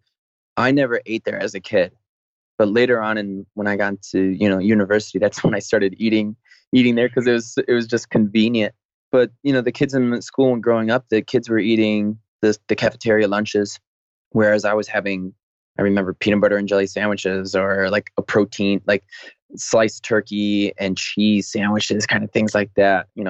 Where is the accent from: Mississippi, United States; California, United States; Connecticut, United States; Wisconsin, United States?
Connecticut, United States; Waterbury; I grew up in Waterbury, Connecticut.